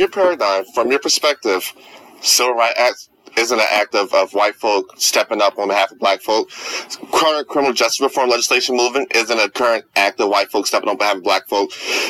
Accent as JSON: {"language": "English", "country": "United States", "said": "as an American, because I define myself as an American, African-American."}